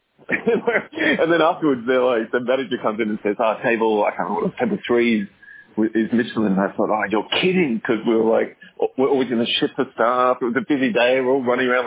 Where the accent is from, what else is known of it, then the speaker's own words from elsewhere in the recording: Australia; now in Singapore; I'm an Aussie, and I have a restaurant.